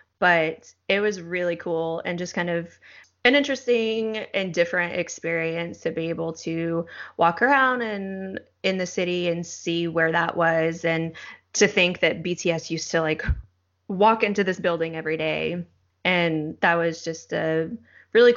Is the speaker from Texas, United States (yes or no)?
yes; Texas, United States; moved away as an adult; also born or lived in Chuncheon, South Korea; I am from Texas in the United States.